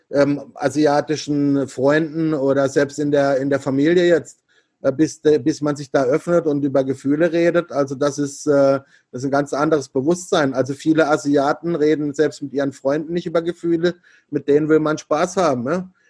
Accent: Germany; ich komme halt einfach aus Deutschland und, und nicht äh, aus, aus Asien.

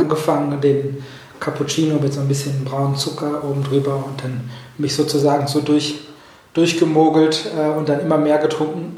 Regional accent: Oberhausen, North Rhine-Westphalia, Germany; moved away as an adult; now in Basel, Switzerland; ich komme ja ursprünglich aus dem Ruhrgebiet, aus mhm. dem wunderschönen Oberhausen

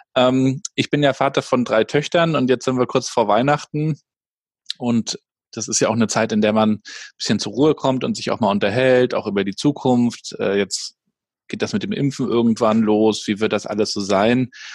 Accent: Rostock, Mecklenburg-Vorpommern, Germany; bei uns in Rostock

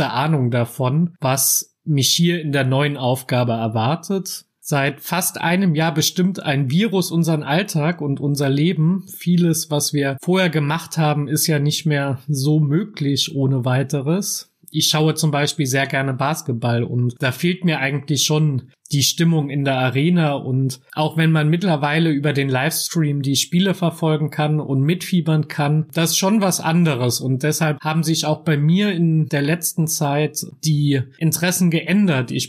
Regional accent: Trier, Rhineland-Palatinate, Germany; ich bin 35 Jahre alt, ich bin in Trier geboren und aufgewachsen

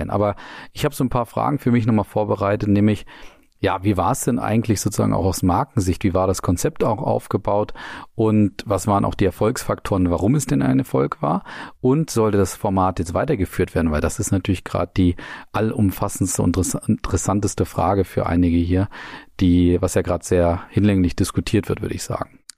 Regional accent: Nuremberg, Bavaria, Germany; Die Stadtwette war auch dabei, was ja für uns als Nürnberger ganz entscheidend war.

